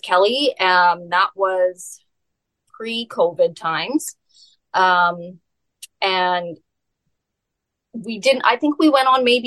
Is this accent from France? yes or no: no; Alberta, Canada; moved away as an adult; now in British Columbia, Canada; I was born and raised in Alberta until I was 18, and then I moved out to BC.